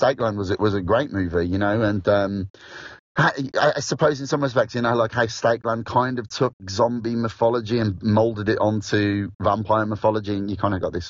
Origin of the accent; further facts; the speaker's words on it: Midlands, United Kingdom; accent: Midlands; now in South of England, United Kingdom; everybody here is obviously speaking to me in a Midlands accent, so it's come back.